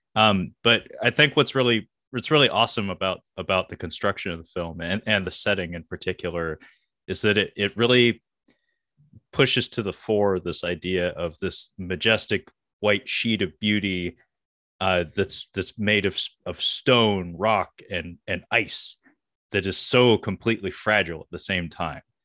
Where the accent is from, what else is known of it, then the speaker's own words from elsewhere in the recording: Seattle, Washington, United States; I grew up around Swedes, uh, you know, we have Ballard here in the, the Seattle area.